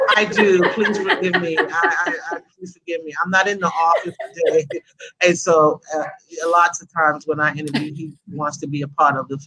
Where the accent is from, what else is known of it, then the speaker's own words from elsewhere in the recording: New York City, New York, United States; moved away as an adult; now in Atlanta, United States; I am originally from Brooklyn, New York. Uh, that's where I was born, that's where I was raised. I've been in Atlanta, Georgia, where I am now. I've been in Atlanta for close to 30 years